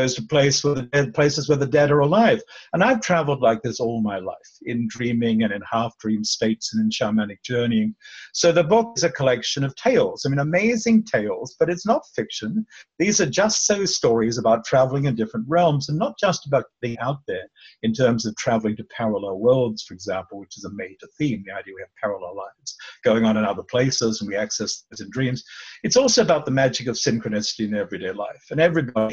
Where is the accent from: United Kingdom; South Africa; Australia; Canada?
Australia; also born or lived in Melbourne, Australia; I was born in Australia. Whether I ever grew up is a matter of discussion, but I was born in Australia. At 3 years old, my mother said, I'll take you to meet family out on the West Coast. We were living in Melbourne